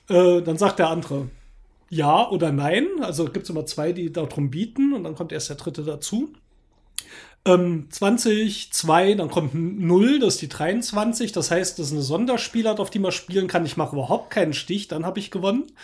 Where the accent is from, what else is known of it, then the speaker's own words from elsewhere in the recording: Baden-Württemberg, Germany; Ja, ich bin ja im Schwarzwald aufgewachsen, dort war es üblich, dass eben auch die Jungs in der Mittagspause in der Schule Skat gekloppt haben.